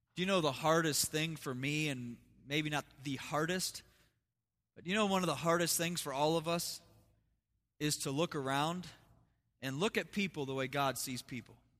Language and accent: English; United States; also born or lived in Las Vegas; I'm still an American.